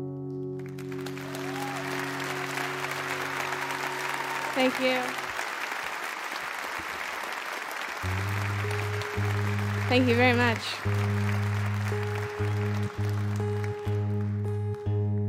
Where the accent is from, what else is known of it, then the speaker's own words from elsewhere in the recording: Texas, United States; I'm from Texas